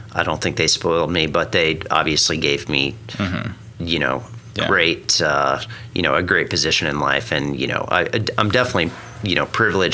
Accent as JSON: {"language": "English", "town": "Stillwater", "region": "Oklahoma", "country": "United States", "tie": "born or raised there", "also_born_or_lived": "Colorado", "moved": "as an adult", "said": "So I grew up in Stillwater, Oklahoma, about 60 miles away from here. Mm-hmm. So born and raised in Okie"}